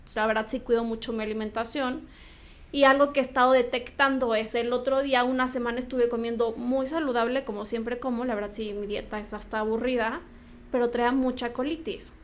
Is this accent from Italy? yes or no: no; Morelia, Michoacán, Mexico; moved away; yo soy de Morelia